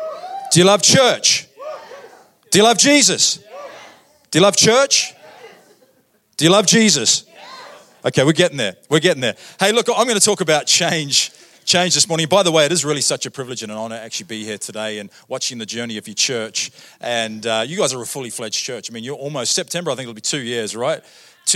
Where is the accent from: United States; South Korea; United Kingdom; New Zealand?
New Zealand; moved away as an adult; also born or lived in Australia; now in Canada; I grew up in New Zealand. First 23 years of my life, I lived in New Zealand.